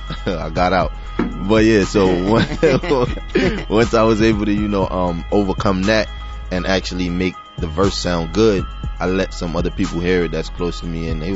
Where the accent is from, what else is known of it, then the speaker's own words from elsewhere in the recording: New York City, New York, United States; moved away; also born or lived in Miami, Florida; Born and raised in East New York, Brooklyn. I got started just by, I used to live in Miami for like 7.5 years. I finished high school out there, actually.